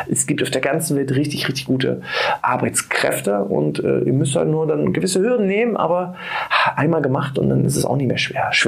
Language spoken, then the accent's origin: German; Saxony-Anhalt, Germany; moved away as an adult; now in Mecklenburg-Vorpommern, Germany; bin aus meiner alten Heimat weggezogen, aus Sachsen-Anhalt und bin nach Mecklenburg-Vorpommern gezogen